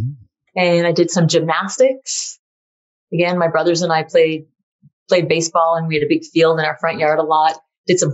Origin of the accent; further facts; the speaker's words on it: Massachusetts, United States; I skied in New Hampshire because I grew up in Massachusetts